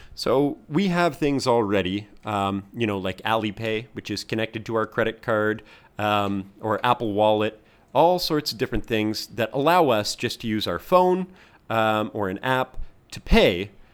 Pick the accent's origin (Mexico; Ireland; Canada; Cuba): Canada; now in Hong Kong; I am Canadian, but I'm living in Hong Kong